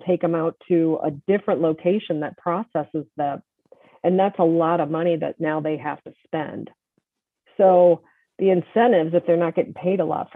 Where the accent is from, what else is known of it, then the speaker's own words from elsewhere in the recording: Michigan, United States; I grew up in Michigan, and we had a 10-cent can deposit.